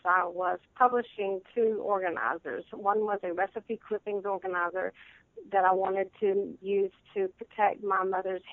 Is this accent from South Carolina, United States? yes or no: yes; South Carolina, United States; I was born in South Carolina. I have lived here all my life.